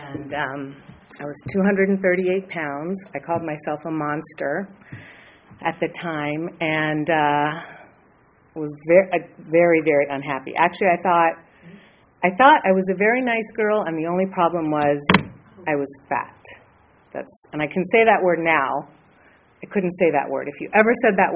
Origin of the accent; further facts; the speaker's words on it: Los Angeles, California, United States; I grew up in Hollywood.